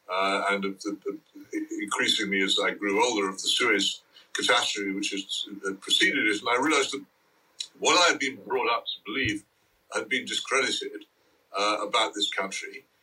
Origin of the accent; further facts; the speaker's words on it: England, United Kingdom; And I, I grew up in England so wholly different from the one that anybody now experiences that it's hard even to begin to explain